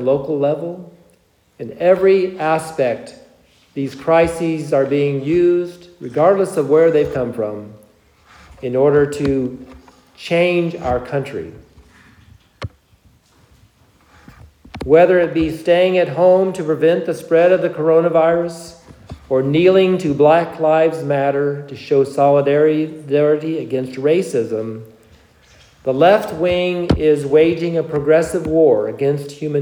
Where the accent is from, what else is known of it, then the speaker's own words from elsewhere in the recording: United States; our beloved country, the United States of America